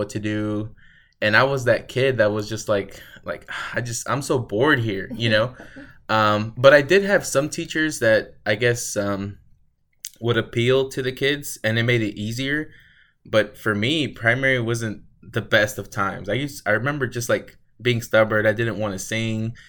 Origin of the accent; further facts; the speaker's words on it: Houston, Texas, United States; I grew up in Houston 3. It's a lot more city